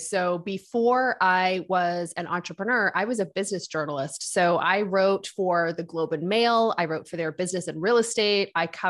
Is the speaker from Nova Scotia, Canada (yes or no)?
yes; Nova Scotia, Canada; also born or lived in United Kingdom; So I grew up on the East Coast in Nova Scotia. We immigrated here with my family when from the United Kingdom when I was a kid.